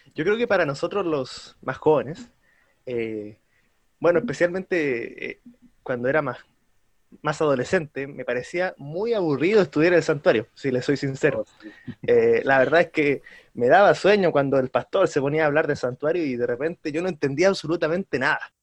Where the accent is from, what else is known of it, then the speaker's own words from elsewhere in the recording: Santiago, Santiago Metropolitan Region, Chile; soy de Santiago